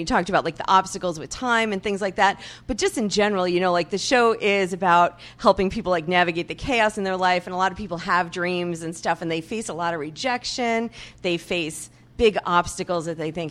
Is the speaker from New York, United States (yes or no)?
yes; New York, United States; I'm a New Yorker